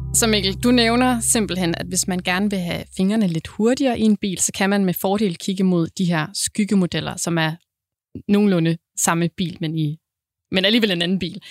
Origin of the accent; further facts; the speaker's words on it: Southern Jutland, Southern Denmark, Denmark; nu jeg er sønderjyde